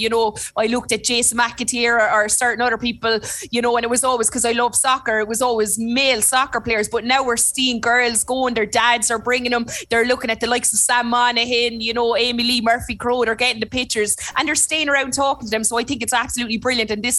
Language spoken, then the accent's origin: English; Limerick, Munster, Ireland; accent: Limerick; moved away as an adult; now in Cork, Ireland; I'm living in Cork and my Limerick accent, although I was told the other day my Limerick accent is the thickest they've ever heard